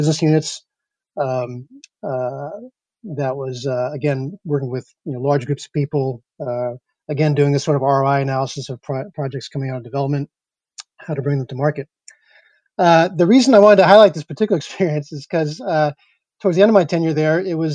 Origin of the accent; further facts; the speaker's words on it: East Coast, United States; moved away as an adult; also born or lived in New York / Silicon Valley; I grew up in the East Coast